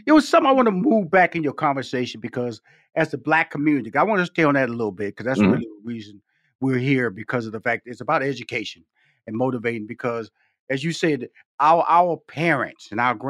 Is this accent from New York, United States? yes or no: no; Houston, Texas, United States; I come from Fifth Ward, Texas, six sisters, two brothers. And I remember our parents, you know, I was born in Houston, Texas, but they're from Shreveport, Louisiana.